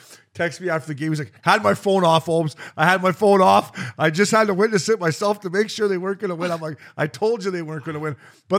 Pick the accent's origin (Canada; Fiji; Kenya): Canada; Ontario; both Ontario boys.